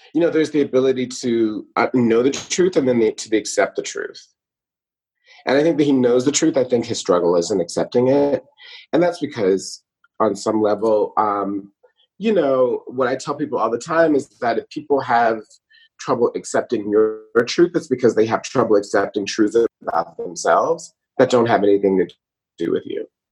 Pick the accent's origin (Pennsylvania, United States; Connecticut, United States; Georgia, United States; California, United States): Georgia, United States; Atlanta; also born or lived in Brooklyn, New York; now in New York, United States; I grew up in Atlanta, Georgia, but am a New Yorker. I live in Brooklyn